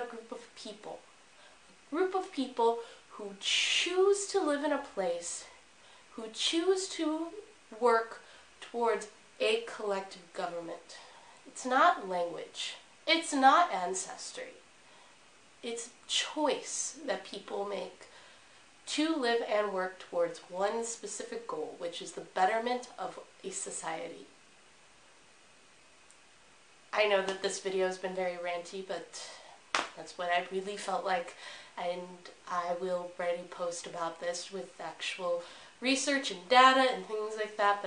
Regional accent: United States; now in China; I am an American

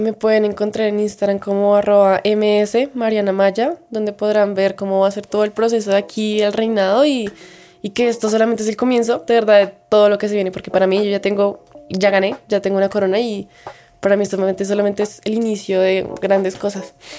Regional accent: Bogotá, Bogotá Capital District, Colombia; pues Bogotá

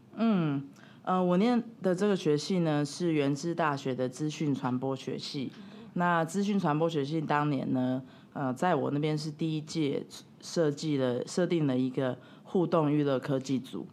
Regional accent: Taiwan; moved away as an adult; also born or lived in Italy / Shanghai; 我是一个土生土长的台湾人

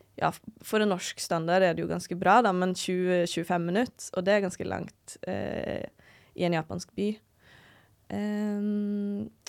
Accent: Norway

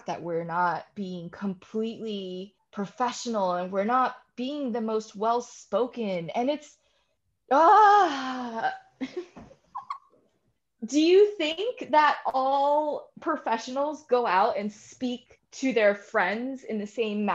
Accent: Newark, New Jersey, United States; I grew up in Newark.

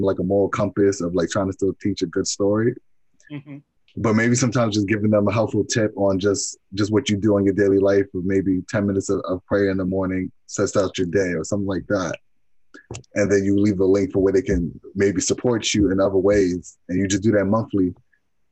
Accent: Long Island, New York, United States; You notice that at a young age, living in Long Island

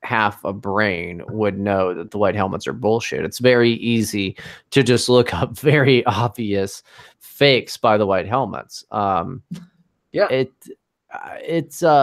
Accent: United States; I'm an American

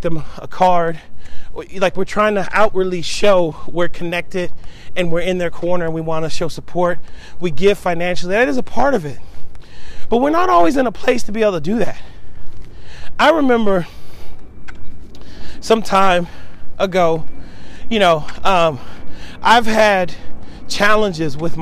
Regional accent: Seattle, Washington, United States; moved away as an adult; I'm originally from Seattle, Washington

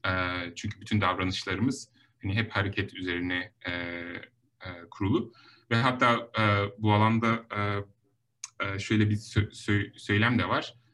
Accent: Denizli, Turkey; moved away as an adult; also born or lived in Ankara, Turkey / Stanford, United States; now in Los Angeles, United States; ben um, 1983 Denizli doğumluyum

